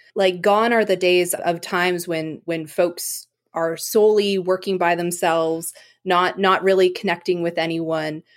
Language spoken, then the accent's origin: English; Eganville, Ontario, Canada; now in Seattle, United States; I'm originally from Canada. I grew up in, I guess, nearby a small town, Eaganville, Ontario.